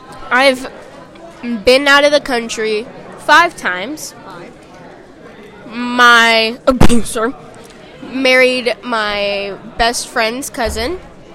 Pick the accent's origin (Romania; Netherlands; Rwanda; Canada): Canada; I'm Canadian.